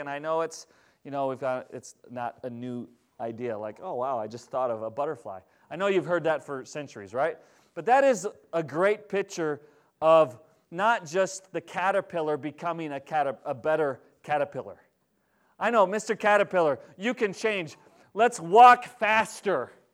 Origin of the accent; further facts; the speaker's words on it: Minnesota, United States; now in Wisconsin, United States; I grew up in Minnesota.